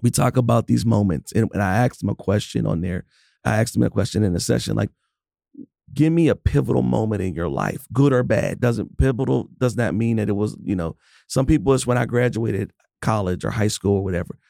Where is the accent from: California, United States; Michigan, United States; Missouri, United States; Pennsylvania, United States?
Pennsylvania, United States; Pittsburgh; I'm from Pittsburgh